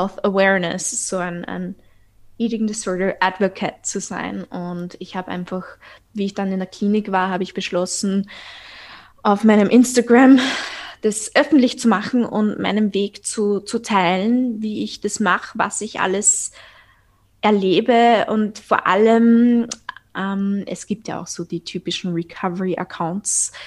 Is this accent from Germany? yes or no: no; Austria; accent: Viennese; ich bin aus Österreich, also falls mein Dialekt äh, euch ein bisschen verwirrt.